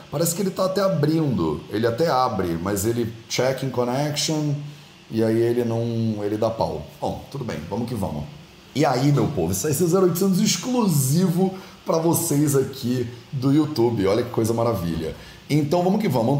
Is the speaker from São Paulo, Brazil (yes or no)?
no; Rio de Janeiro, Brazil; moved away as an adult; also born or lived in India / Portugal; Eu fui criado no Rio de Janeiro, na beira da praia